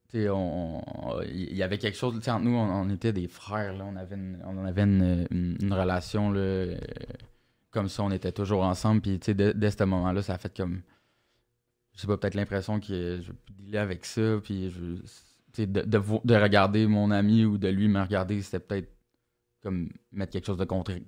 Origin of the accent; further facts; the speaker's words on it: Montreal, Quebec, Canada; j'ai grandi à Verdun, euh, petit quartier où, dans, le temps où j'ai grandi là, c'était moins tranquille que maintenant